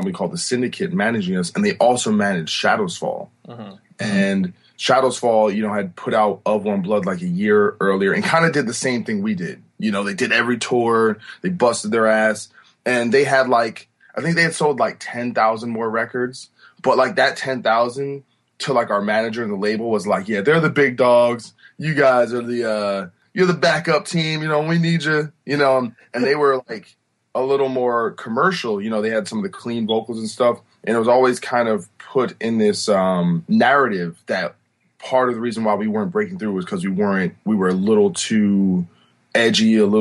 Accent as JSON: {"language": "English", "town": "New Brunswick", "region": "New Jersey", "country": "United States", "tie": "born or raised there", "also_born_or_lived": "Rahway, New Jersey", "said": "I was born in Rahway, New Jersey, but grew up in New Brunswick, New Jersey"}